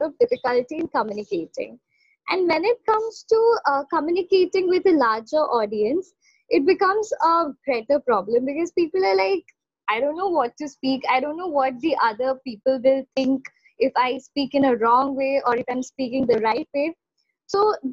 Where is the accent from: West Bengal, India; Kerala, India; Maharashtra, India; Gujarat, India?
West Bengal, India; Kolkata; I am from Kolkata